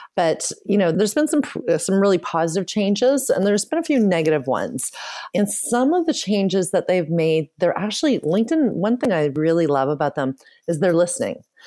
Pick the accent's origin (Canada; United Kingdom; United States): Canada; I was born and raised in Canada